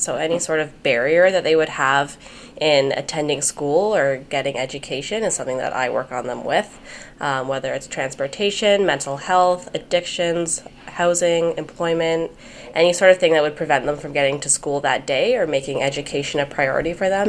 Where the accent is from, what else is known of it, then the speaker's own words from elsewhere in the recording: Kingston, Ontario, Canada; moved away as an adult; now in Ottawa, Canada; I'm from Kingston, which is a pretty small town